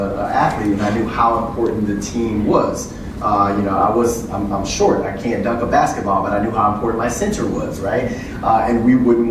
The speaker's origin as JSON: {"language": "English", "region": "Louisiana", "country": "United States", "said": "I'm from Louisiana"}